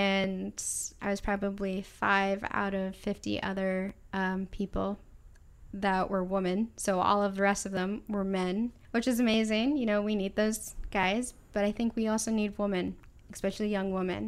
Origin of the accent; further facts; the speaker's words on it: California, United States; I'm from California, you know.